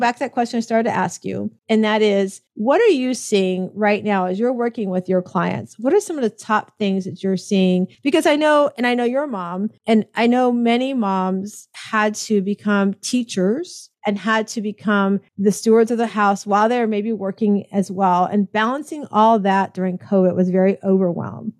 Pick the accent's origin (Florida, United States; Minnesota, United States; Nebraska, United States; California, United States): Florida, United States; Tampa; also born or lived in Connecticut; my hometown of, of Tampa, Florida